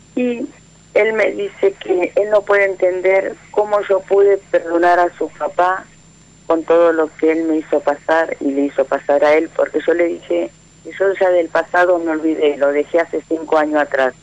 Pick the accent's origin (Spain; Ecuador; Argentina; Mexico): Argentina; Florencio Varela, Buenos Aires Province; moved away as an adult; now in Quilmes, Argentina; 30 años viví en Florencia Varela, hace dos años que estoy viviendo en Esteleta Quilmes